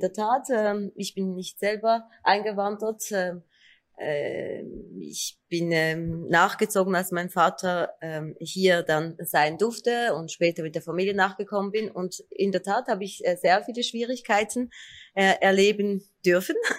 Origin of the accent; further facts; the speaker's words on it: Turkey; now in Switzerland; Ich bin Kurdin aus der Türkei, mit zwei Sprachen aufgewachsen